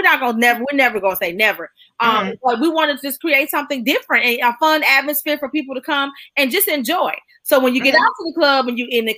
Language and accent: English; Detroit, Michigan, United States; now in Dallas, United States; I'm from Detroit